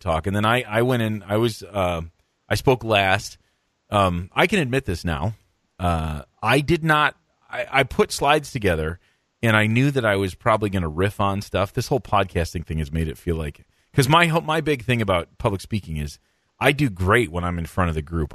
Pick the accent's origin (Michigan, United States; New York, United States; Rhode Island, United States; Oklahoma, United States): Michigan, United States; moved away as an adult; also born or lived in Minnesota; I grew up in Michigan